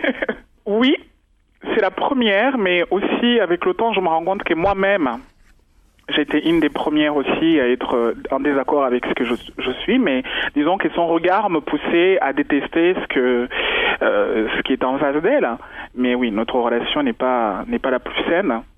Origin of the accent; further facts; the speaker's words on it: Rwanda; moved away; je suis rwandaise, euh, je suis née au Rwanda, j'adore ma culture